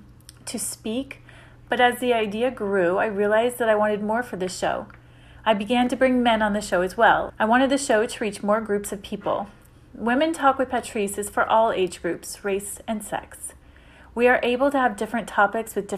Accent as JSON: {"language": "English", "town": "Syracuse", "region": "New York", "country": "United States", "tie": "born or raised there", "said": "I was born and raised in Syracuse, New York"}